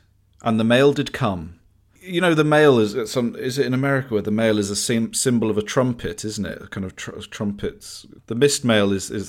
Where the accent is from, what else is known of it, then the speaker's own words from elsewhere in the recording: Harrogate, Yorkshire and the Humber, United Kingdom; I grew up in Harrogate and frequented a lovely little pub called Hales Bar in my formative years.